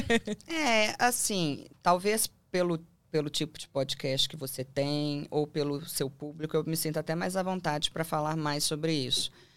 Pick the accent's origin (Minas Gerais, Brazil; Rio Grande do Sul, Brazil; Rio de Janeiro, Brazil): Minas Gerais, Brazil; Belo Horizonte; moved away as an adult; now in São Paulo, Brazil; E eu sou de Belo Horizonte, hoje eu moro em São Paulo